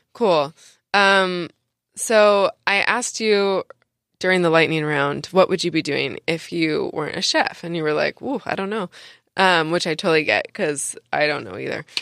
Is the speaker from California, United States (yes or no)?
yes; San Diego, California, United States; I'm from San Diego